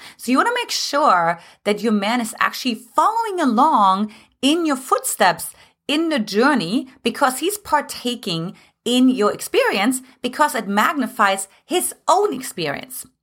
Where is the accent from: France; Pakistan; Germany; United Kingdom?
Germany; moved away as an adult; now in United States; originally I'm from Germany